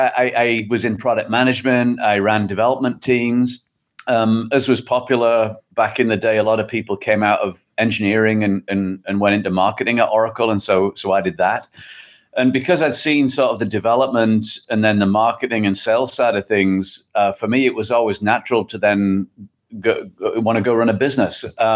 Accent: England, United Kingdom; moved away as an adult; Yeah, well, as you can probably tell from the accent, I'm not from the Midwest. So I originally from England.

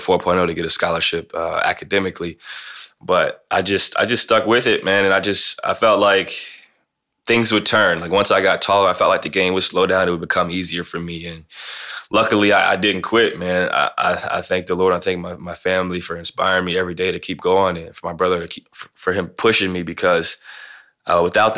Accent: Canton, Ohio, United States; growing up in Canton, Ohio

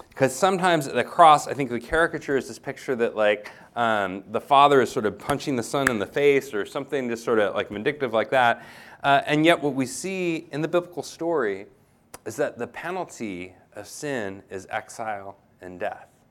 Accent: United States; moved away; I'm an American

